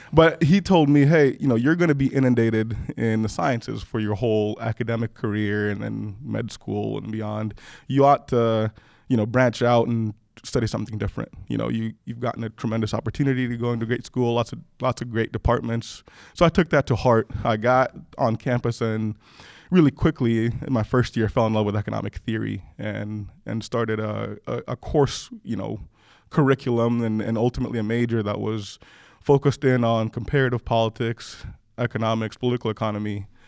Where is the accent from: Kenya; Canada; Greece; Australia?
Kenya; also born or lived in Rwanda; now in United States; I was born in Rwanda. {S0} Yeah. {S1} My parents were both from Rwanda. Grew up in part in Kenya. We left Rwanda during the conflict.